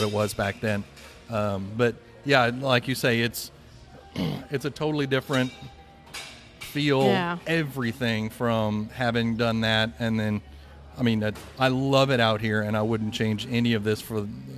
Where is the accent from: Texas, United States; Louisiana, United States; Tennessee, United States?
Texas, United States; Dallas; also born or lived in Fort Worth, Texas; now in Mineral Wells, United States; what we grew up in over in Dallas